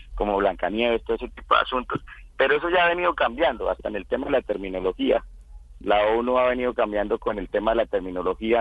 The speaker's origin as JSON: {"language": "Spanish", "region": "Casanare", "country": "Colombia", "said": "decidí regresar a mi, a mi pueblo, a mi departamento, el departamento de Casanare"}